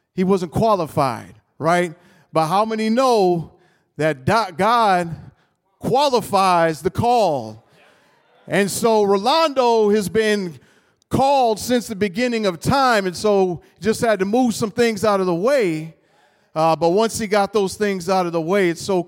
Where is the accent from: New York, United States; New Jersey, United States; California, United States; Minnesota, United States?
Minnesota, United States; Minneapolis; now in Rochester, United States; Originally, I was born and raised in North Minneapolis